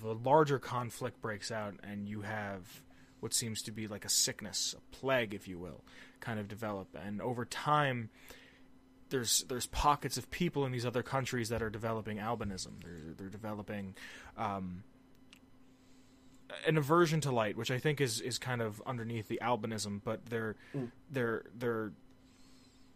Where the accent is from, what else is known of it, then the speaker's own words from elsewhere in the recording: United States; as an American